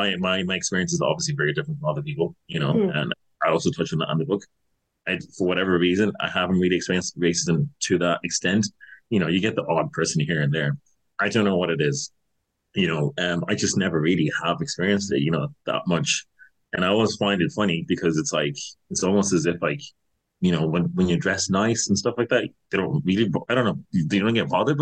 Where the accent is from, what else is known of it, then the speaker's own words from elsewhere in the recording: Castleknock, County Dublin, Ireland; So yeah, so I grew up in Castleknock, like, and like, I was supposed to go to private school here.